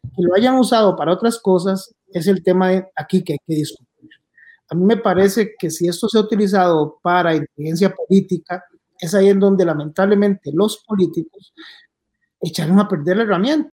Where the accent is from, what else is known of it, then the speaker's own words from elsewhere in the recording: Puntarenas, Costa Rica; moved away; Punta Arenas tiene 19 homicidios, mi pueblo